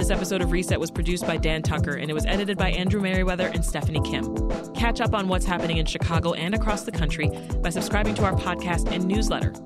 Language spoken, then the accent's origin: English; Canada; moved away as an adult; now in United States; I'm Canadian